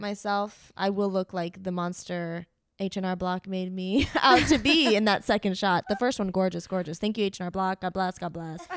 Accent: Miami, Florida, United States; moved away; I grew up in Miami.

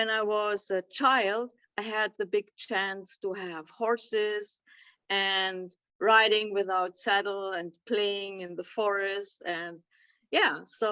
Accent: near Bonn and Cologne, North Rhine-Westphalia, Germany; I'm coming from close from Bonn and Cologne. Mm-hmm. So this is the area

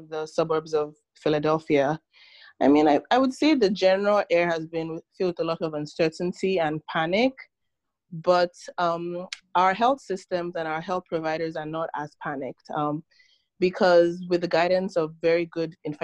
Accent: Nigeria; moved away as an adult; now in United States; I was born in Nigeria, and I moved to the States about 16 years ago for college

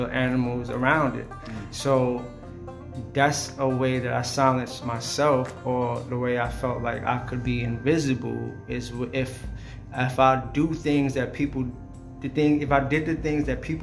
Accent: Wyandanch, New York, United States; I grew up in Wyandance, Long Island

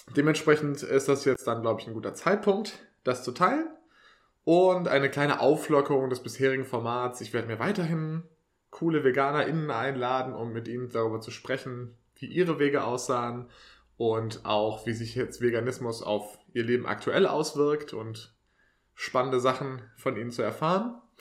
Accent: Swabia, Baden-Württemberg, Germany; moved away; ich bin ja eigentlich äh, aus dem Schwabenland

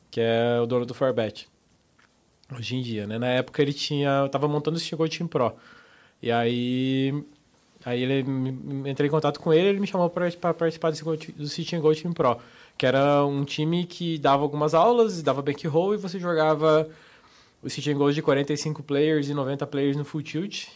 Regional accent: Papanduva, Santa Catarina, Brazil; moved away as an adult; also born or lived in Curitiba / Joinville / Guarujá / Florianópolis; com um ano de idade, a minha família se mudou para o interior, interior, catarinense, Papanduva. Aí, eu morei ali até os 18

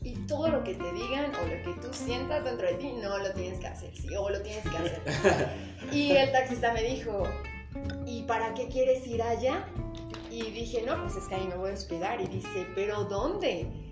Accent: Mexico; era mexicana

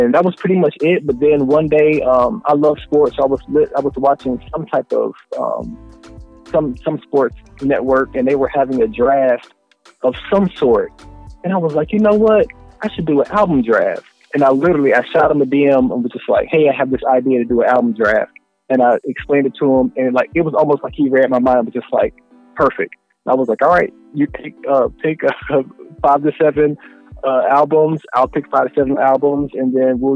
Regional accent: Cincinnati, Ohio, United States; also born or lived in Spartanburg, South Carolina; now in Dallas, United States; I grew up there in Cincinnati, ended up being down in Spartanburg, South Carolina, back up to Cincinnati. Now I'm in North Dallas

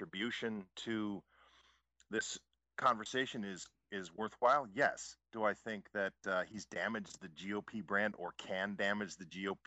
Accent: the North, United States; I grew up in the North

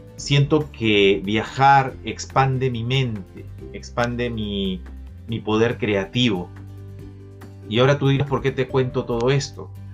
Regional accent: Lima, Peru; desde Lima, mi ciudad natal

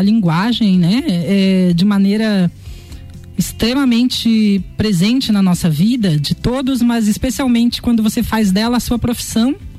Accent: Lages, Santa Catarina, Brazil; moved away as an adult; also born or lived in Florianópolis; nascido e criado aqui, amo de paixão essa cidade

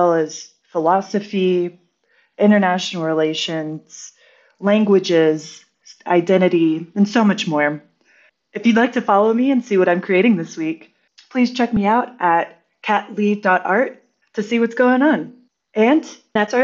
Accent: Houston, Texas, United States; moved away as an adult; also born or lived in Guatemala / Colombia; now in Mexico City, Mexico; I'm originally from Houston, Texas

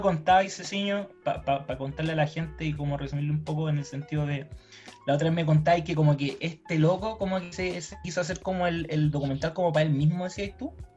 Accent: Chile; soy un, un, chileno de esfuerzo, trabajo.

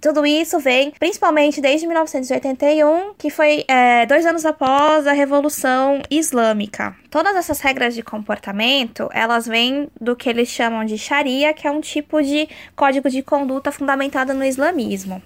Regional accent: Brazil; a gente, como brasileiro, que é super. tem o sangue quente

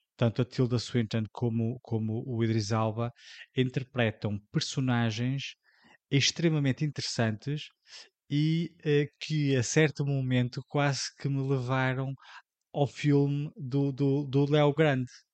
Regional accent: Portugal; para nós, enquanto portugueses

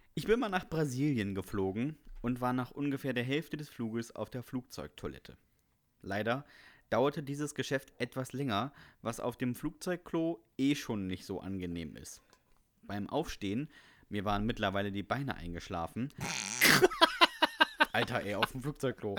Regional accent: Bremen, Germany; ich komme ja aus Bremen.

